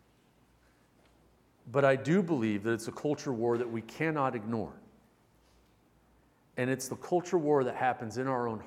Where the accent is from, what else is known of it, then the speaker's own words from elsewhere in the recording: United States; I'm an American.